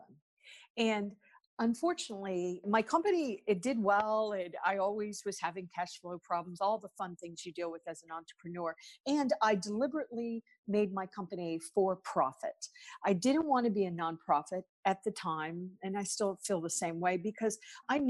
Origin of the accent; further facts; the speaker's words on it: United States; I'm obviously from the United States, and I come from what we call corporate America